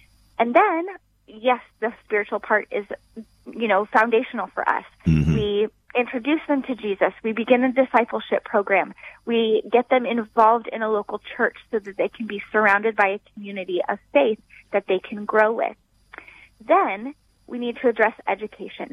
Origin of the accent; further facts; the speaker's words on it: United States; we are from the United States